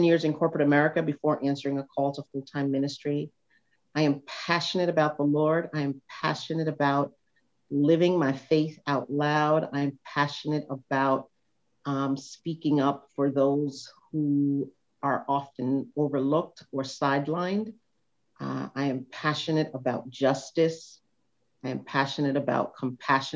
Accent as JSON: {"language": "English", "town": "New York City", "region": "New York", "country": "United States", "tie": "born or raised there", "said": "I'm a product of very specifically the Bronx"}